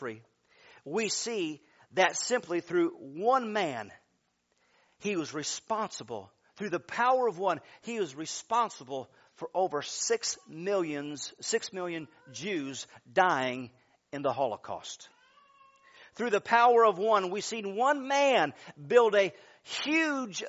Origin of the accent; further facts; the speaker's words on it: Michigan, United States; I'm from Michigan